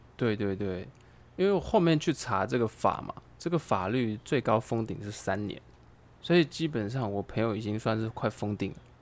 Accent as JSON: {"language": "Chinese", "country": "Taiwan", "also_born_or_lived": "China", "said": "其实我们台湾人在外面"}